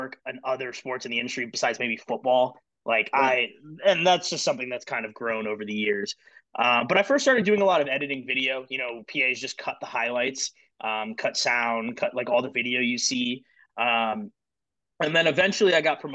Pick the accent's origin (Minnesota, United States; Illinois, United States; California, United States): Illinois, United States; Chicago; I'm from Chicago